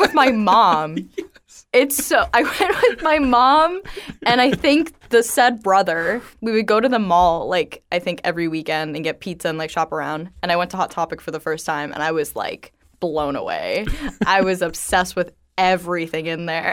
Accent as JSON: {"language": "English", "town": "Estero", "region": "Florida", "country": "United States", "tie": "born or raised there", "said": "I actually grew up in Estero"}